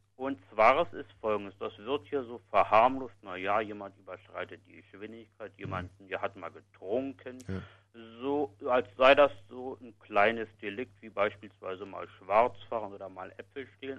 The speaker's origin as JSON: {"language": "German", "region": "Berlin", "country": "Germany", "tie": "born or raised there", "said": "Ich bin gebürtiger Westberliner"}